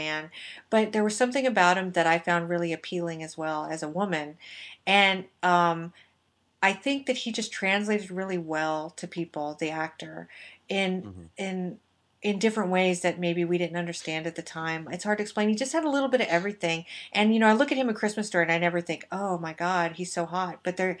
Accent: Las Vegas, Nevada, United States; I'm from Vegas

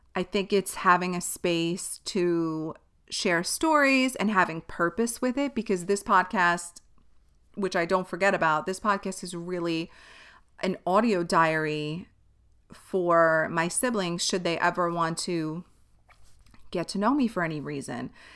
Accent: New York City, New York, United States; Born and raised in Staten Island

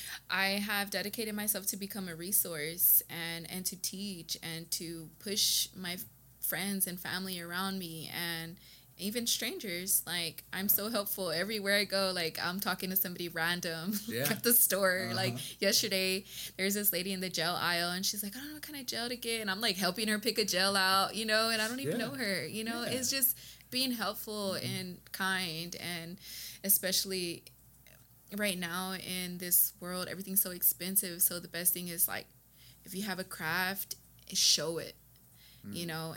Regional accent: Texas, United States; I'm from West Texas. Or Texas, yes. In general. I'm a Texas girl, yes. I've moved around a lot of places in Texas.

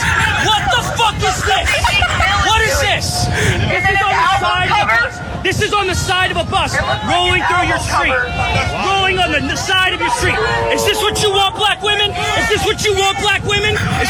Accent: Philadelphia, Pennsylvania, United States; I'm from Philly.

